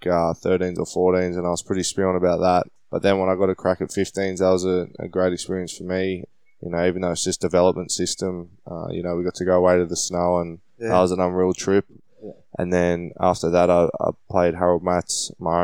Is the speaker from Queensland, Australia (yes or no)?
no; Sydney, New South Wales, Australia; also born or lived in Malabar; I grew up in Kensington, lived in Malabar for a couple of years and then moved back to Kensington